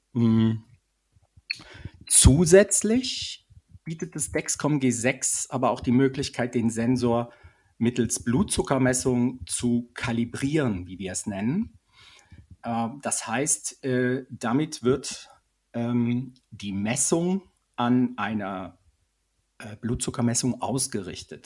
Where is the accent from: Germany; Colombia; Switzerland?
Switzerland; bei uns in der Schweiz